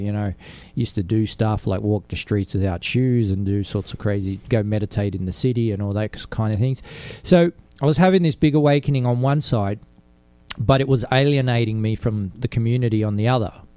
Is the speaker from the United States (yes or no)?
no; Sydney, New South Wales, Australia; I was an Italian growing up in Australia with a different culture